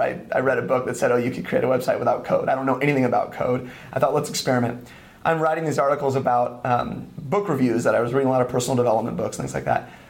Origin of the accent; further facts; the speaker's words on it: east of San Francisco, California, United States; moved away as an adult; also born or lived in Santa Barbara / Spain; I grew up in San Francisco, or east of San Francisco, like 30 minutes in like a little suburb